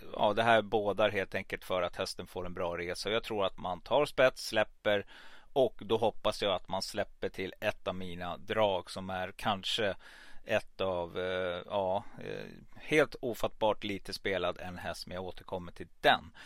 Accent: Stockholm, Stockholm County, Sweden; also born or lived in Gävle / Hudiksvall; now in Falun, Sweden; jag är född i Gävle, men eh, uppväxt i Stockholm

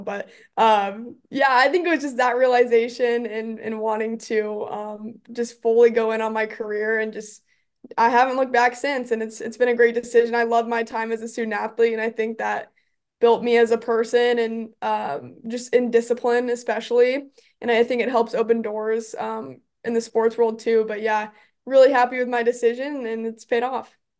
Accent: Omaha, Nebraska, United States; growing up in Omaha as a Creighton basketball fan

